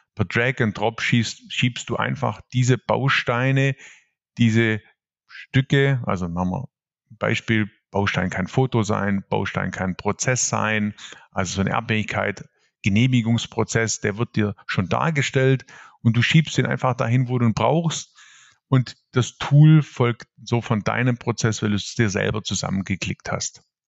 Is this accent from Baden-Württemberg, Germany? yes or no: yes; Swabia, Baden-Württemberg, Germany; accent: Swabian; also born or lived in Ravensburg; ihr hört es jetzt gleich, ich bin Schwabe durch und durch